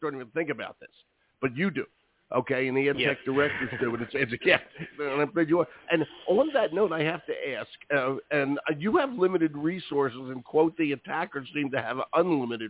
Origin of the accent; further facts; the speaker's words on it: Philadelphia, Pennsylvania, United States; now in New England, United States; my hometown, the Eagles